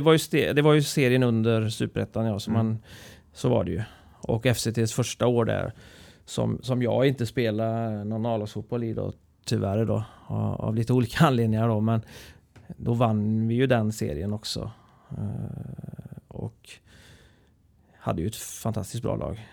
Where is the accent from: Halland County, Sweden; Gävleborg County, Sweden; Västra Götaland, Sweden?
Västra Götaland, Sweden; Trollhättan; also born or lived in Vänersborg; Så Trollhättan har jag ju växt upp i och levt hela mitt liv